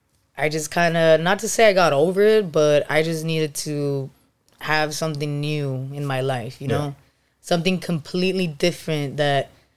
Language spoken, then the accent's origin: English; Los Angeles, California, United States; Los Angeles, California, baby.